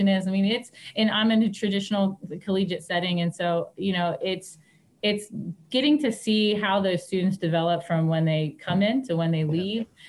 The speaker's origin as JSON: {"language": "English", "country": "United States", "tie": "born or raised there", "said": "I grew up here, so I'm back home where I grew up"}